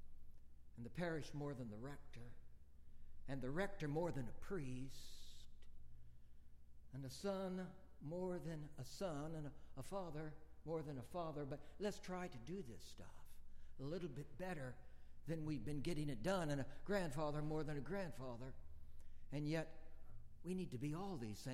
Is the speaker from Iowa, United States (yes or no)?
no; Bakersfield, California, United States; moved away as an adult; back to my hometown of Bakersfield, California